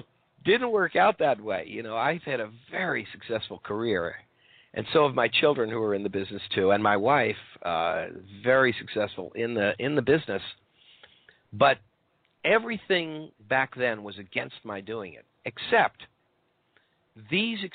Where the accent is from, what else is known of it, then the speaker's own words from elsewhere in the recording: Maryland, United States; moved away as an adult; I was growing up in Maryland.